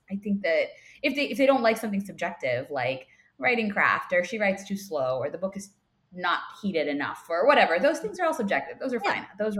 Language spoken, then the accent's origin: English; South India, India; And I am South Indian, so a lot of South Indian names can be very tough to pronounce for people.